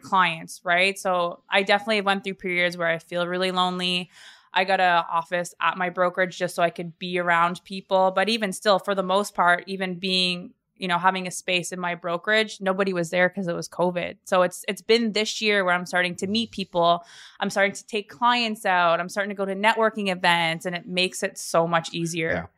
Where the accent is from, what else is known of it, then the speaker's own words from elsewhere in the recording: the East Coast, Atlantic Canada, Canada; moved away as an adult; also born or lived in Calgary; now in Toronto, Canada; I am from the East Coast and I originally left about eight years ago